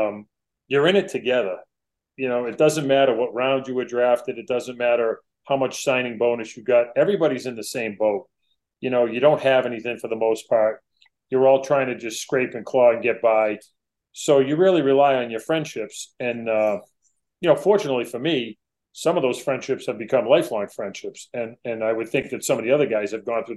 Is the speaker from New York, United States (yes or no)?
no; Massachusetts, United States; I was from Massachusetts